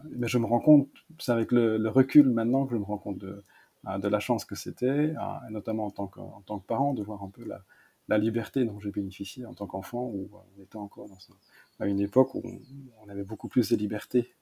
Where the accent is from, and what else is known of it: Malmedy, Wallonia, Belgium; born or raised there